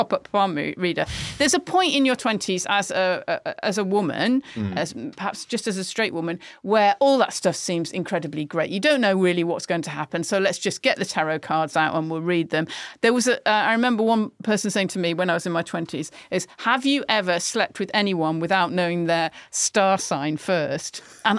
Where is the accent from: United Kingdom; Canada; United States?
United Kingdom; Manchester, North West England; get upset about that because I'm from Manchester.